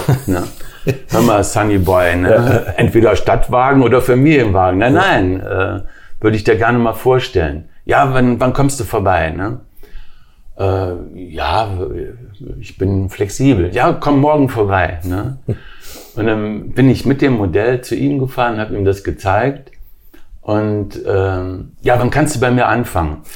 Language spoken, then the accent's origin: German; Wuppertal, North Rhine-Westphalia, Germany; also born or lived in Weimar / Berlin; Ich bin in Weimar geboren. Meine Mutter ist aus Weimar, mein Vater ist aus Triest. Daher vielleicht auch das Talent, die Italiener, mhm. wie man weiß. Und äh, mit vier Jahren nach Berlin, mit acht Jahren nach Wuppertal